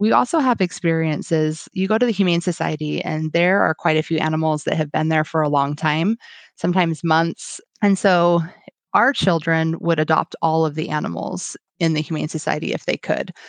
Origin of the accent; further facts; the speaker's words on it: Washington, United States; I am from Washington State. and I live about twenty-five miles south of Seattle